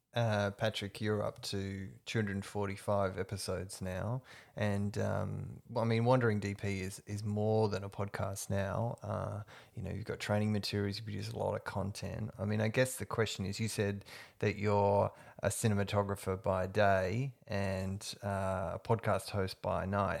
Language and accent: English; Perth, Western Australia, Australia; moved away as an adult; now in Melbourne, Australia; I'm originally from Perth. I've been here 10 years, and part of why I moved to Melbourne